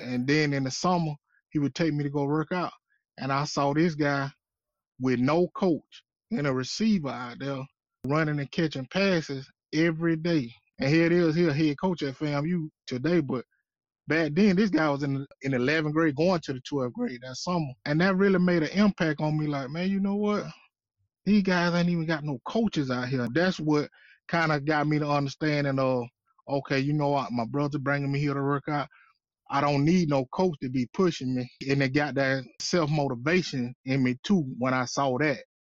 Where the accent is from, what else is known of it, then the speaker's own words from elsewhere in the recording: Quincy, Florida, United States; I grew up in Quincy, Florida